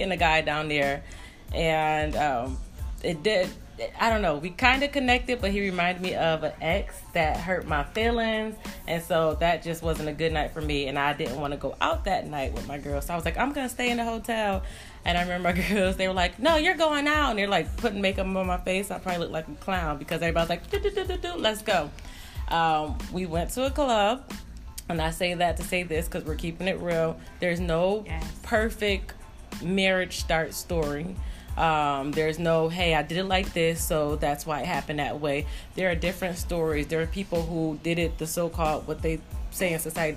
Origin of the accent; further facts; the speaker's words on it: Syracuse, New York, United States; moved away as an adult; also born or lived in Northern Virginia; I'm from Syracuse